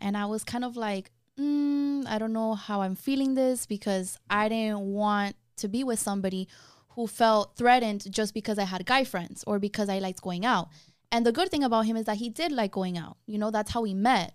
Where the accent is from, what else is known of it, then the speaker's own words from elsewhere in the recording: Miami, Florida, United States; I was born and raised in Miami